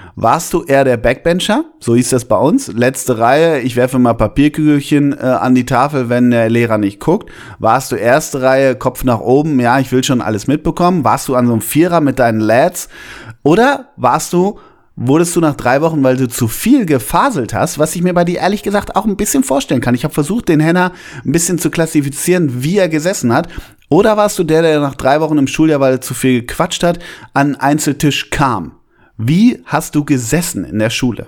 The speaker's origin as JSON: {"language": "German", "region": "North Rhine-Westphalia", "country": "Germany", "tie": "born or raised there", "said": "bei uns in Westfalen"}